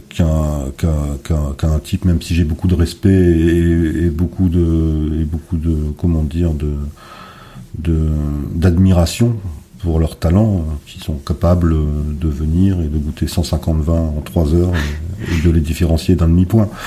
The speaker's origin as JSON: {"language": "French", "region": "Hauts-de-France", "country": "France", "said": "nous, on est du Nord, ah ben, il y a des vignobles dans le Nord aujourd'hui."}